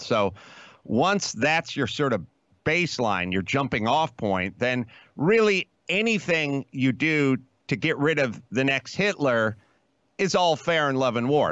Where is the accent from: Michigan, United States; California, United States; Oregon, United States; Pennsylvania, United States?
California, United States; Los Angeles; I'm from California. I grew up in L A.